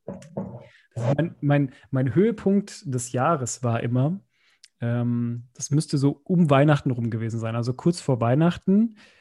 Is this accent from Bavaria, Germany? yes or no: yes; Bavaria, Germany; moved away; bei uns in Bayern irgendwie in der neunten Klasse so ein Klassenbuch eingeführt